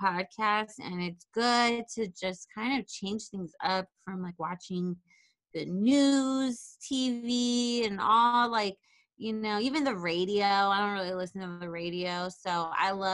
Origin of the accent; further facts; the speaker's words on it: Riverside, California, United States; moved away as an adult; now in Los Angeles, United States; I'm from Riverside